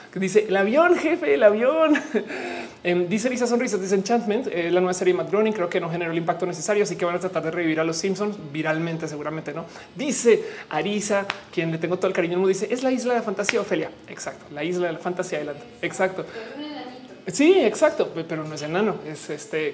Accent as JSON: {"language": "Spanish", "country": "Mexico", "said": "nosotros como mexicanos"}